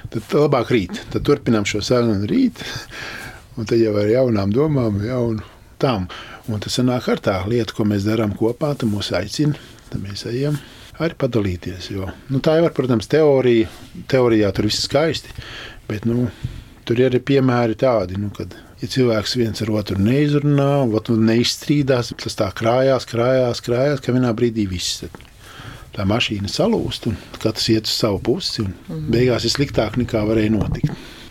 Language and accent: Latvian; Valmiera, Valmiera Municipality, Latvia; also born or lived in Riga; now in Saldus, Latvia; Es kā jau uzaugu Svamierā, tur tomēr teātris